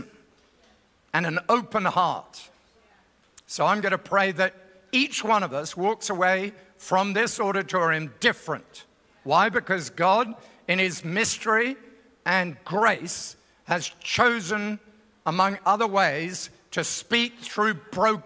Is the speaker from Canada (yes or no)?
no; England, United Kingdom; now in Australia; I'm from Australia, but originally from England